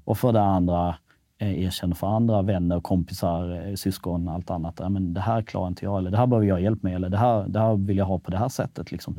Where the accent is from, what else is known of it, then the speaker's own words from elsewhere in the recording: Malmö, Skåne, Sweden; also born or lived in Kosovo / Norrköping / Kisa / Stockholm; till Rosengård i Malmö. Och, egentligen landade ganska fint där